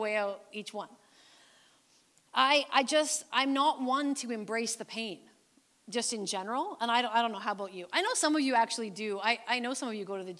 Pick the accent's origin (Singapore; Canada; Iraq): Canada; Canadian believers